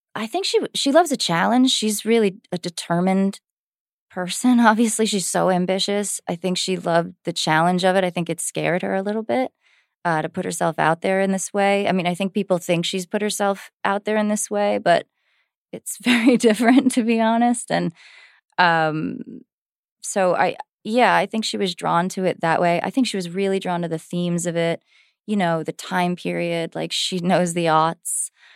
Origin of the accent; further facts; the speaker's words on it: New Jersey, United States; I grew up in Jersey